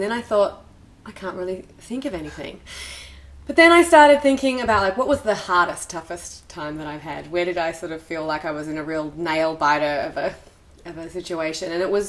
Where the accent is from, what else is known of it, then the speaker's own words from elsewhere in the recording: Australia; now in New York, United States; I'm from Australia, right. So I'm used to the beach being 15 minutes away and pristine and accessible for 6 months of the year.